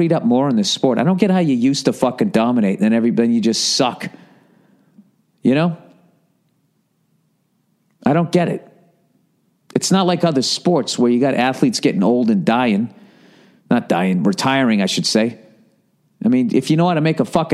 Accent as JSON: {"language": "English", "town": "Boston", "region": "Massachusetts", "country": "United States", "said": "I'm from Boston"}